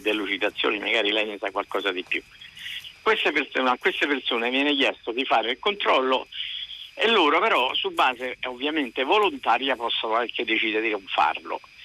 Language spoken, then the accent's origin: Italian; Rome, Lazio, Italy; also born or lived in Fano; sono di Roma e abito vicino alla stazione di Burtina